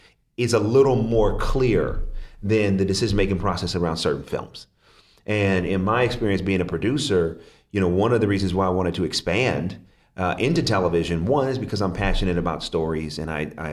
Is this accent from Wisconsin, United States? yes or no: no; Oakland, California, United States; I'm from Oakland, California, and my father died